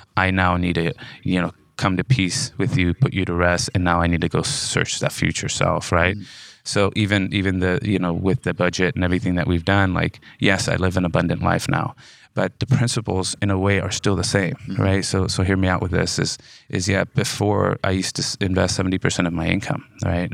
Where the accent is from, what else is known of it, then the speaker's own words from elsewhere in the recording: Modesto, California, United States; I'm from Modesto, California. California, uh, born and raised